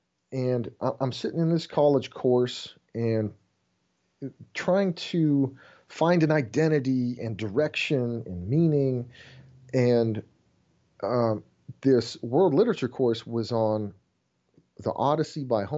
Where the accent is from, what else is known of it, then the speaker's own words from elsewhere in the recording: Germany; now in United States; I grew up in Germany in the missions field and had moved back to the States, and there's this reverse culture shock.